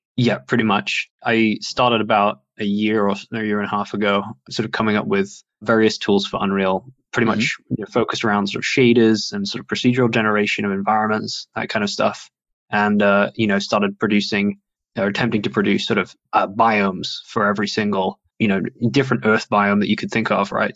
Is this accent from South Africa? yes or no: no; Sheffield, Yorkshire and the Humber, United Kingdom; moved away as an adult; also born or lived in Frankfurt, Germany; now in Germany; I was in Sheffield. That's where I grew up. It's my hometown, and then moved to Frankfurt.